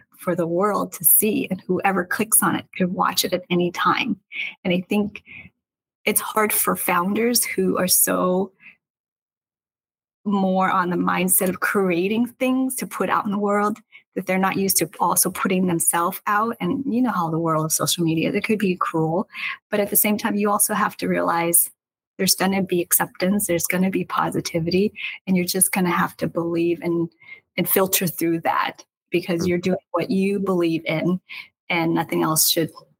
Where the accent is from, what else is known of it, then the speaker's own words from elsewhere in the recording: Seattle, Pacific Northwest, United States; moved away as an adult; now in Los Angeles, United States; I'm from the Northwest. I was raised differently